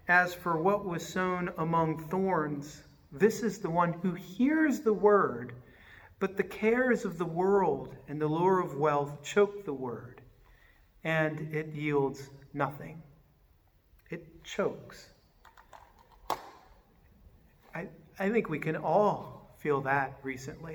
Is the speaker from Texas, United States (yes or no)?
no; Richmond, Virginia, United States; moved away; I grew up in Richmond, Virginia.